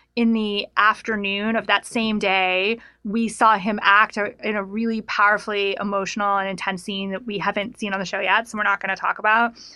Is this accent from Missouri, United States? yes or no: no; Reno, Nevada, United States; also born or lived in Lake Tahoe; I grew up in Reno and in Lake Tahoe